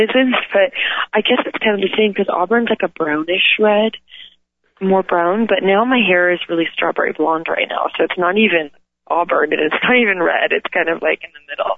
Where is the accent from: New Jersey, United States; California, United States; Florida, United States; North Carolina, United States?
California, United States; Calabasas; where I'm from, where I grew up in Calabasas